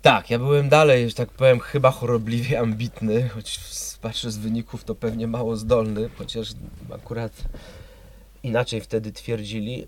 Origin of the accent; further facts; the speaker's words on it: Gdańsk, Pomeranian Voivodeship, Poland; moved away as an adult; also born or lived in Poznań; urodziłem się w Gdańsku, półtora kilometra od morza